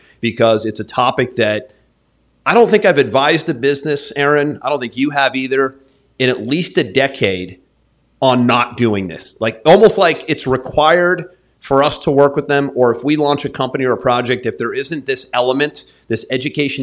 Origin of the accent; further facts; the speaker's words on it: New England, United States; now in Florida, United States; I grew up in New England